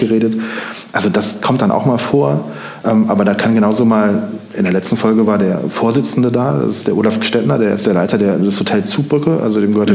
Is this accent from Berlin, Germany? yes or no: no; Siegburg, North Rhine-Westphalia, Germany; moved away as an adult; also born or lived in Denmark / Koblenz; now in Montabaur, Germany; Ich komme gebürtig aus Siegburg im Rheinland